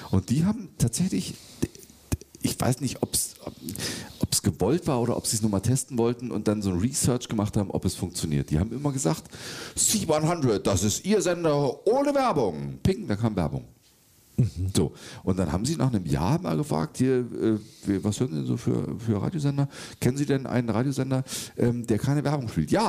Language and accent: German; Schleswig-Holstein, Germany; bei uns nicht, bei uns in Schleswig-Holstein, aber in Hamburg gibt es ein Schokoladenmuseum.